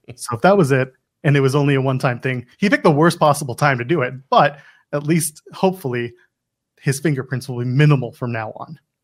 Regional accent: Canada; as a Canadian

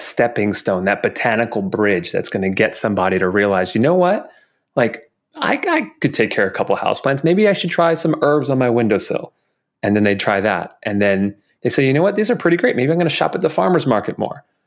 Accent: New York, United States; growing up in New York, you know, we'd go see a Broadway show

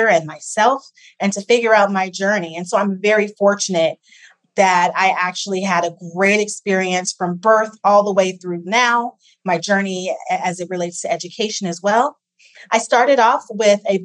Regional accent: Ohio, United States; also born or lived in Massachusetts; I grew up in Ohio, so I'm a Midwesterner

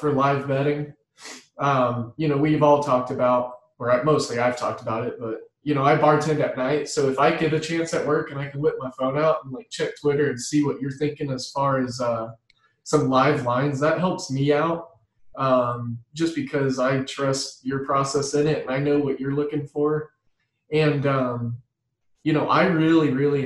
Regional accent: Midwest, United States; I'm from the Midwest

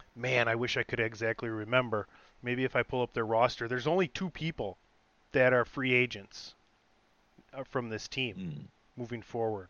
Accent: suburb bordering Milwaukee, Wisconsin, United States; hometown, born and raised in a suburb like bordering Milwaukee

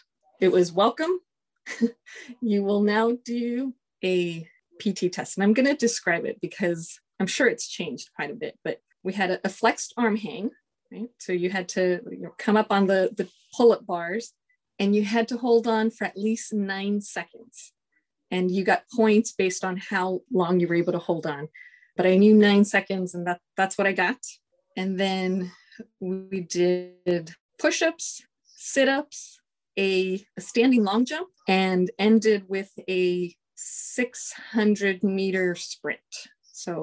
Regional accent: Los Angeles, California, United States; moved away as an adult; I'm from Los Angeles, California. I was born at LAC USC Medical Center

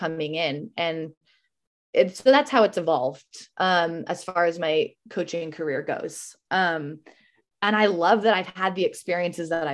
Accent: Montana, United States; moved away as an adult; also born or lived in Savannah, Georgia; now in Bay Area, United States; That's my home state

